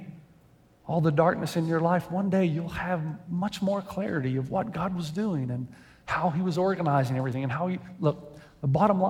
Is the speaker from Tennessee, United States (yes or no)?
yes; Tennessee, United States; moved away as an adult; also born or lived in Lexington; now in San Dimas, United States; I grew up in Tennessee